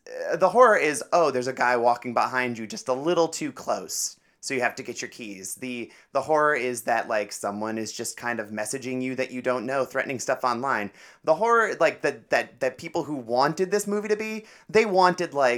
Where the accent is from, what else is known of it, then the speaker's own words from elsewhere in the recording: Cleveland, Ohio, United States; I'm from Cleveland